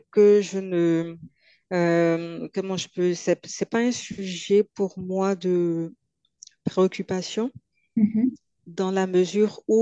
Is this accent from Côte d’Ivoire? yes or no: yes; Côte d’Ivoire; accent: Ivorian; quand j'arrive en Côte d'Ivoire, j'ai mon accent qui revient